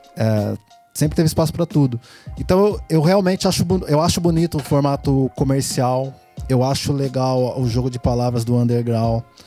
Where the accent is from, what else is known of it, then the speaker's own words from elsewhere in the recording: Piracicaba, São Paulo, Brazil; eu nasci em São Paulo, né? Vim pra cá com 7 anos, 7, 8 anos? 7, 7 anos. 7 anos e meio